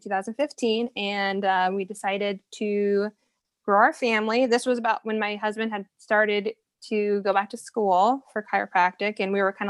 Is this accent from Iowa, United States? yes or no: yes; Iowa, United States; moved away as an adult; also born or lived in Texas; we're from Iowa, but we had moved down to Texas for a couple years